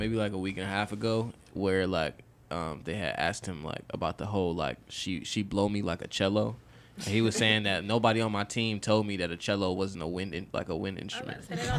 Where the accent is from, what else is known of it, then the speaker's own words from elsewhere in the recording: Charlotte, North Carolina, United States; also born or lived in New York / Greensboro; I lived in New York. I was born in New York. Y'all don't see me throwing up nothing from New York. The fuck? Y'all see me claiming Charlotte.